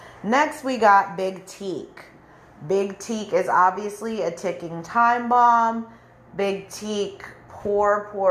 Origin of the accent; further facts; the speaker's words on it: California, United States; moved away as an adult; go to California, go back to my hometown to visit